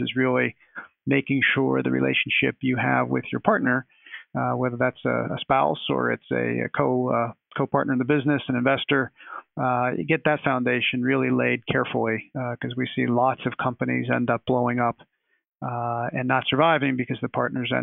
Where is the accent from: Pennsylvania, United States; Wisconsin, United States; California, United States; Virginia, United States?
Pennsylvania, United States; Pittsburgh; went back home to my hometown of Pittsburgh